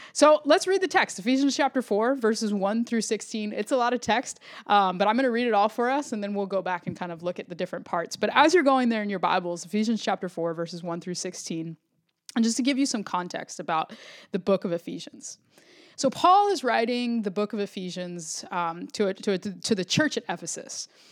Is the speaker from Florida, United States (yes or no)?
yes; the suburbs of Florida, United States; also born or lived in Puerto Rico (ancestry); I grew up in the suburbs of Florida